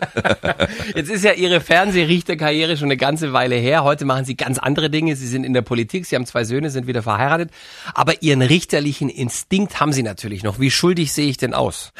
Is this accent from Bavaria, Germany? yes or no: yes; Swabia, Bavaria, Germany; accent: Allgäuerisch; Ich bin Schwabe